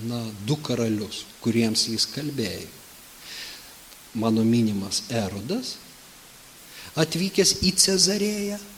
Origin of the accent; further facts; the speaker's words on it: Lithuania; mums kaip lietuviams